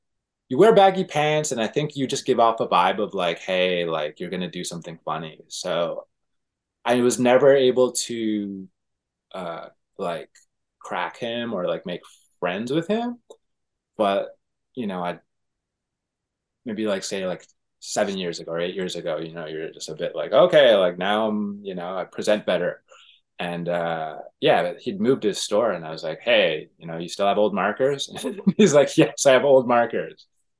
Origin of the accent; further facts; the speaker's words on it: Toronto, Ontario, Canada; Toronto, Canada.